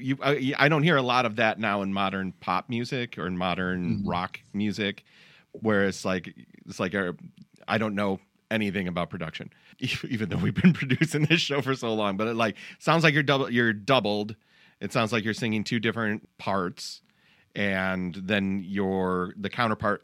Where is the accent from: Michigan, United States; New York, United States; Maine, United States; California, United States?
Michigan, United States; Detroit; we're from the Detroit area